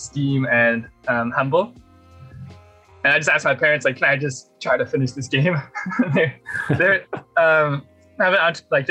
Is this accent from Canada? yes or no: yes; Vancouver, British Columbia, Canada; I grew up in Vancouver in Canada